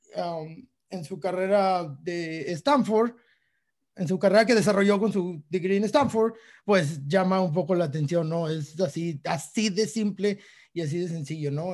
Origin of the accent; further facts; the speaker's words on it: Mexico; como mexicanos